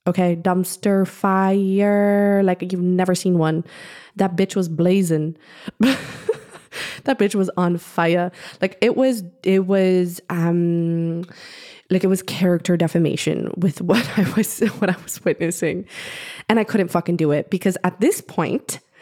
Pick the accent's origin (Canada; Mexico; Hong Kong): Canada; I'm Canadian